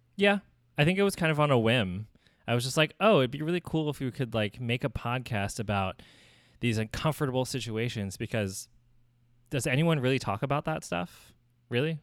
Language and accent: English; Southern New Jersey, United States; moved away as an adult; also born or lived in New York; now in San Francisco, United States; raised in Southern New Jersey, and that's where I lived my whole life